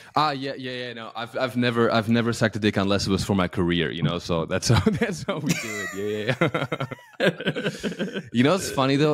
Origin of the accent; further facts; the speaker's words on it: Alpirsbach im Hochschwarzwald, Baden-Württemberg, Germany; now in Los Angeles, United States; when I was growing up in my hometown in Alpisbach im Hochschwarzwald, Germany